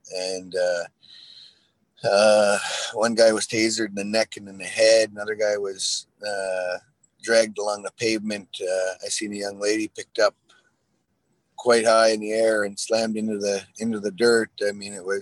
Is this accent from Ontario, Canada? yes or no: yes; Six Nations of the Grand River, Ontario, Canada; We're Haudenosaunee people from Six Nations